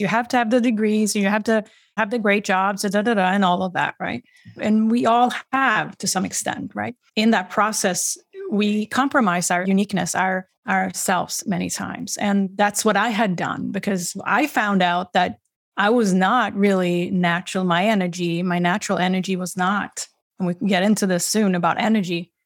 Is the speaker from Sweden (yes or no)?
yes; Sweden; now in Boston, United States; I'm originally from Sweden. I live in the greater Boston area, Massachusetts, on the East Coast